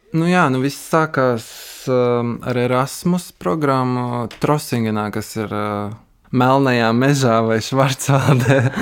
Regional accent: Valka, Latvia; also born or lived in Riga / Trossingen, Germany; now in Berlin, Germany; es pats nāku no Valkas

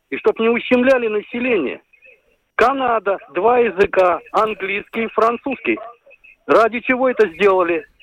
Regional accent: Latvia; я русскоязычный латыш. У меня отец латыш, мне самому почти 68 лет. Вот. Мать литовка.

